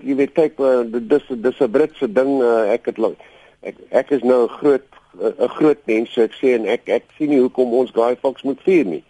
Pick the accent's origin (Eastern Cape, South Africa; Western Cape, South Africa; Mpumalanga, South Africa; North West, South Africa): North West, South Africa; Western Transvaal; also born or lived in Potchefstroom; Ek het groot geword in Wes-Transvaal